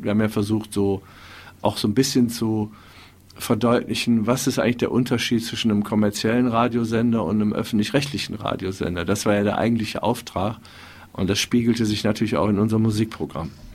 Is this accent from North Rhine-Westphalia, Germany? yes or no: yes; Wuppertal, North Rhine-Westphalia, Germany; Ja, also ich bin ja in Wuppertal ähm, aufgewachsen